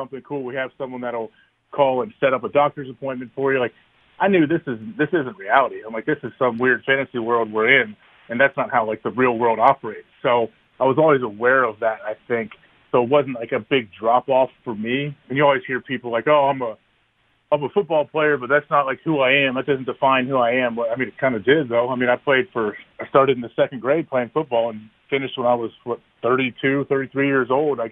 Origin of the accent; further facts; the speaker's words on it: Centerville, Ohio, United States; moved away as an adult; also born or lived in Green Bay, Wisconsin; I'm an Ohio guy. I grew up in Centerville, Ohio, right by Dayton